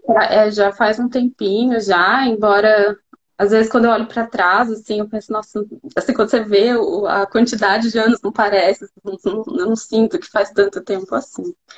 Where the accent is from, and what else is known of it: Brazil; first language Portuguese; moved away as an adult; now in Munich, Germany